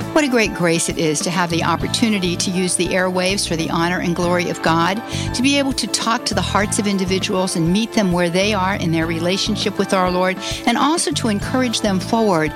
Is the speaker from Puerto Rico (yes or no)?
yes; Puerto Rico; now in United States; I'm originally from Puerto Rico